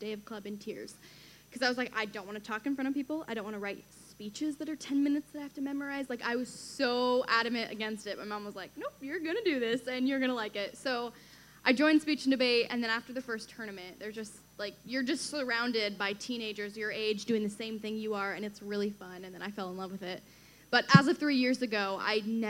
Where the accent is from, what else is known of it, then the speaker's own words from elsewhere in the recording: Washington, United States; Everyone thinks I'm from D.C., but I'm from Washington State.